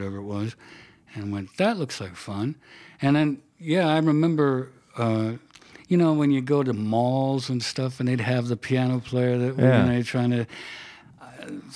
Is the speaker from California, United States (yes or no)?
yes; Anaheim, California, United States; I grew up in Orange County